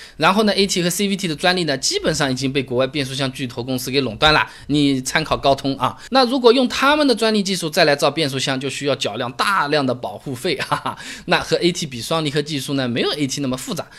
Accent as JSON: {"language": "Chinese", "country": "China", "said": "就好像我们中国人喜欢乒乓球一样的"}